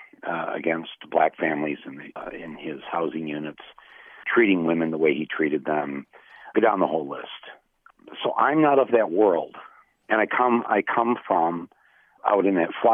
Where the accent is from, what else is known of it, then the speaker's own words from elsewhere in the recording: Flint, Michigan, United States; had I grown up just 60 miles to the south of Flint